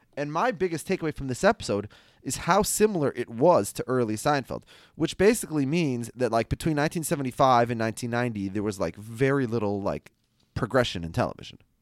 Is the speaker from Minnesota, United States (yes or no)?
yes; Minnesota, United States; I'm from Minnesota